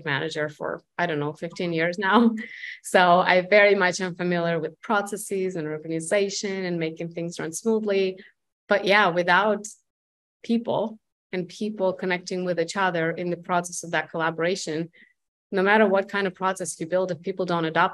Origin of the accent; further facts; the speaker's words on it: Russia; moved away as an adult; now in United States; I'm from Russia. I moved here in 2006 to the United States